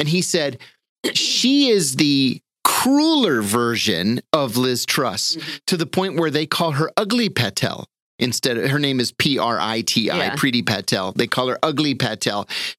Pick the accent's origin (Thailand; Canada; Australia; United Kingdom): United Kingdom; we're British after all.